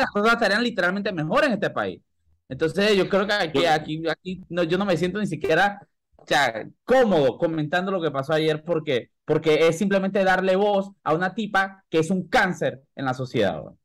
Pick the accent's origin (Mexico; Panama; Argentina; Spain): Panama; como panameño